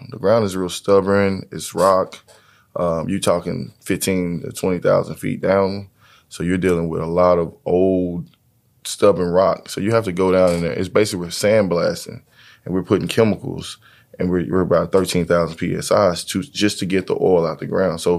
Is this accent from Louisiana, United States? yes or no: no; Fort Worth, Texas, United States; I'm from um, Fort Worth, Texas. Fort uh, Worth, uh, DFW.